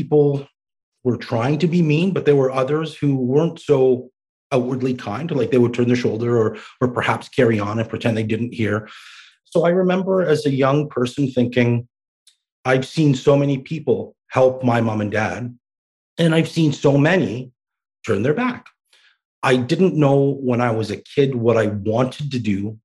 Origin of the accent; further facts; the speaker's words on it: Canada; also born or lived in Baghdad, Iraq; they ended up coming to Canada. And lucky for me, I grew up here